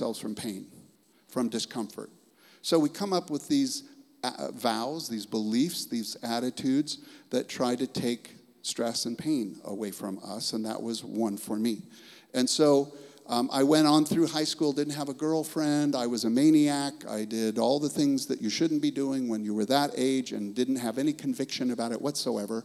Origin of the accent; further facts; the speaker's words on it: Los Angeles, California, United States; I was raised down in Los Angeles